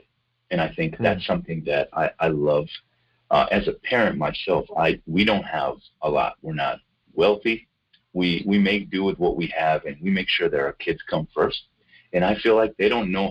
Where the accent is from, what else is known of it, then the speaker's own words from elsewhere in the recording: Israel; moved away as an adult; now in North Carolina, United States; I was born in Israel and I grew up over there.